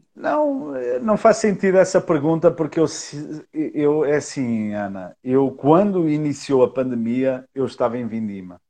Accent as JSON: {"language": "Portuguese", "country": "Portugal", "moved": "as an adult", "lives_now": "Brazil", "said": "eu sou português"}